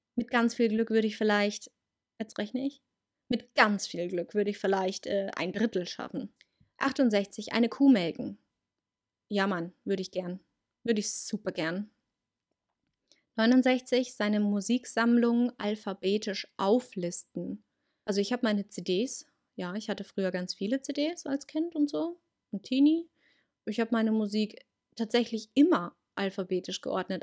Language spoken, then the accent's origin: German; Munich, Bavaria, Germany; Bei uns ist ja hier in Bayern Fasching. Und da habe ich das schon gemacht. Ähm, bei uns in München